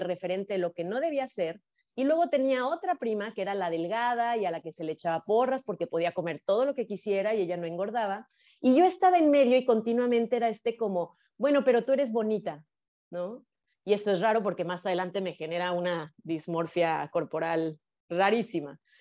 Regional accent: Guadalajara, Jalisco, Mexico; moved away as an adult; also born or lived in Playa del Carmen; yo nací en Guadalajara, Jalisco, eh, en una familia privilegiada económicamente

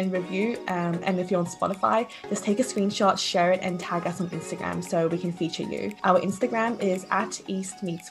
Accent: Australia; as Asian Australians

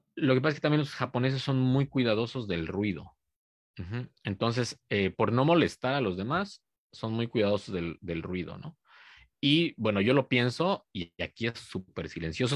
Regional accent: Cuernavaca, Morelos, Mexico; now in Japan; soy de Cuernavaca

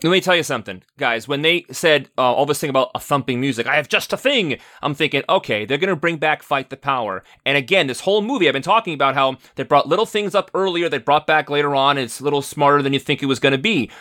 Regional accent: New York, United States; I grew up in New York

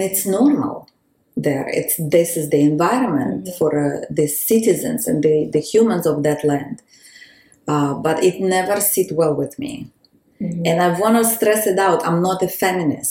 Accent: Uzbekistan; moved away; also born or lived in Israel / Holon; I was born in Uzbekistan

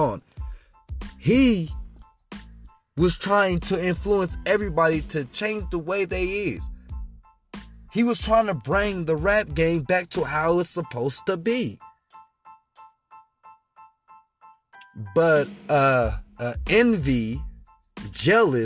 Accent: Colorado Springs, Colorado, United States; I am from Colorado Springs, 719

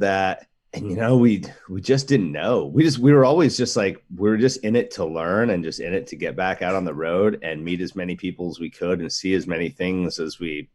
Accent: Alaska, United States; now in Portland, United States; We grew up in Alaska

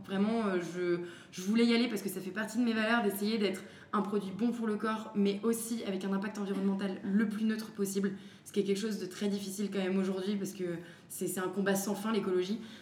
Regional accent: France; Je suis française

